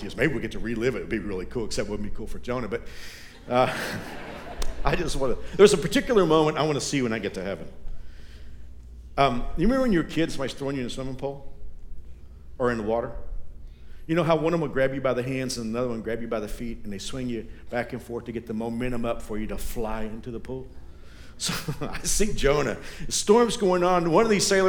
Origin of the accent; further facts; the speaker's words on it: United States; we in America